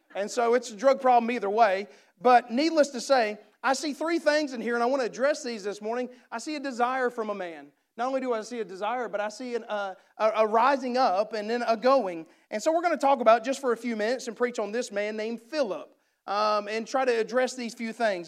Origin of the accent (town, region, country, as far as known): United States; accent: redneck